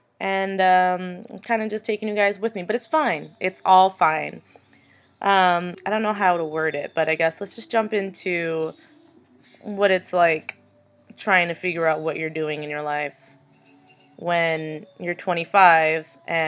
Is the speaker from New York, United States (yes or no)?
yes; New York, United States; now in Arizona, United States; I'm from New York. I live currently in Arizona, and let me tell you, what a difference. No, I don't sound like I'm from New York.